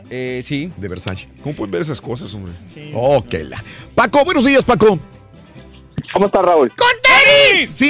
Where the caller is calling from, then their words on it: Dallas, Texas, United States; En Dallas.